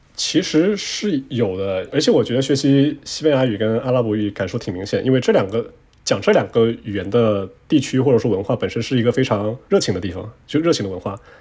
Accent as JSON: {"language": "Chinese", "town": "Quanzhou", "region": "Fujian", "country": "China", "tie": "born or raised there", "first_language": "Chinese", "moved": "yes", "said": "我老家泉州是海上丝绸之路的起点嘛。然后，但是我老家啊。我们讲的方言叫做闽南语"}